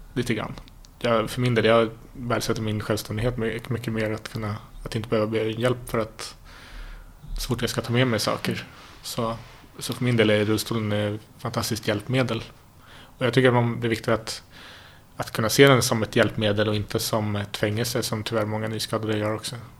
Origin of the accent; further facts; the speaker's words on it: Stockholm, Stockholm County, Sweden; Jag är stockholmare. Eh, född i eh, Mälarhöjden. I ett litet villasamhälle där, där eh, väldigt trygg uppväxt